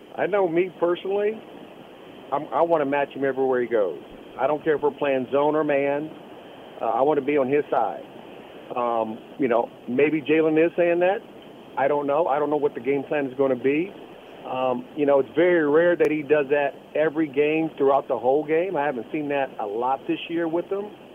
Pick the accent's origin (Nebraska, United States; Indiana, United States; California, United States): Indiana, United States; Fort Wayne; Fort Wayne, my hometown